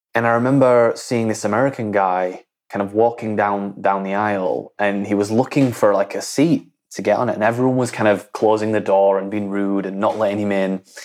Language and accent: English; Leeds, Yorkshire and the Humber, United Kingdom; I grew up in Leeds, which is in, in the north of England, right? I'm from a small town in, in between Leeds and Bradford.